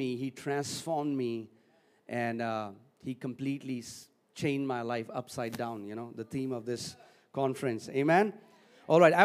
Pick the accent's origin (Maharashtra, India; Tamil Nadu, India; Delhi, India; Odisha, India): Delhi, India; I am from Delhi.